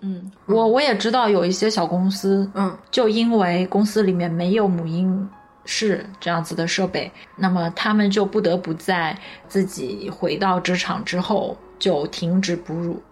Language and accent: Chinese; Nanjing, Jiangsu, China; 在南京我的家乡